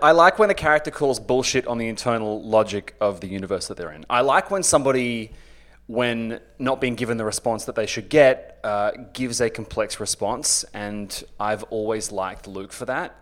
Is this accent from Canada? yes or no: no; Australia; I'm an Australian author, broadcaster